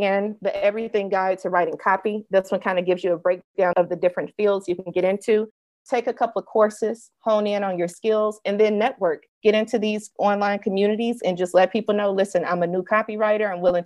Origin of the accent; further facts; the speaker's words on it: Mississippi, United States; When I was 5 years old, I'm from Mississippi.